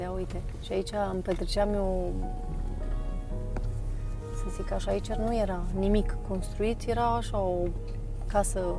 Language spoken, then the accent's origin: Romanian; Fălticeni, Suceava County, Romania; born there; now in Deva, Romania; au uh, filmat parcursul meu, unde m-am născut, drumul de la Fălticeni la Deva, pe mama mea a intervievat-o, pe câțiva antrenori de la Deva